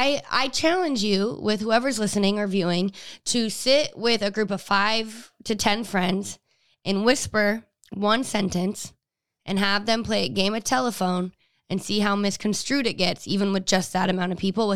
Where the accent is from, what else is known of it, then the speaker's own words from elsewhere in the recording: Utah, United States; now in Los Angeles, United States; I grew up LDS. I grew up in Utah. I graduated there.